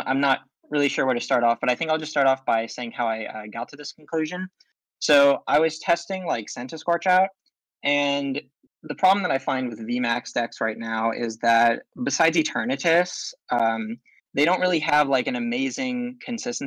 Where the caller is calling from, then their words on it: Long Beach, California, United States; I'm calling from my room in Long Beach, California.